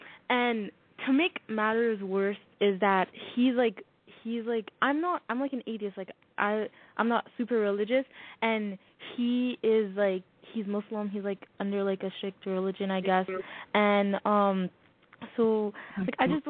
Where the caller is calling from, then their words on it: Toronto, Ontario, Canada; I'm calling from Toronto